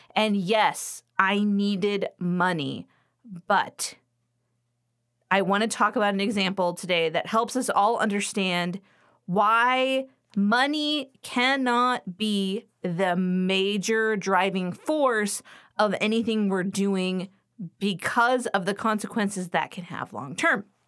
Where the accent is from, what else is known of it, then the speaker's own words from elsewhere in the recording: Los Angeles, California, United States; now in Western Pennsylvania, United States; I grew up in Los Angeles